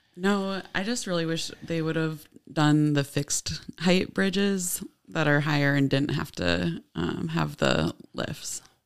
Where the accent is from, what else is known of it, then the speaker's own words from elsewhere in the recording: Ellendale, Minnesota, United States; moved away as an adult; now in Oshkosh, United States; I'm from Ellendale, Minnesota. It's, um, kind of between Mankato and Rochester